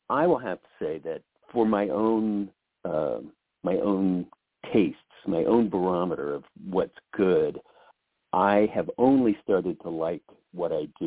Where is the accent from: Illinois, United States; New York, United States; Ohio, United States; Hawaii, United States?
Ohio, United States; they have they have their their families and their lives back in Ohio. I'm from Ohio.